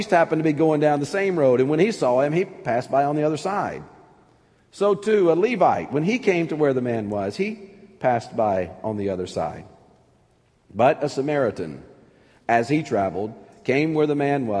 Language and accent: English; Anniston, Alabama, United States; now in Pittsburgh, United States; growing up in North Alabama